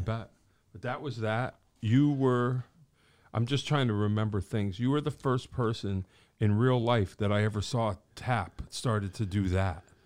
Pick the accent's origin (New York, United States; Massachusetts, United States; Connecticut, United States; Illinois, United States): Connecticut, United States; Wallingford; we're from Wallingford.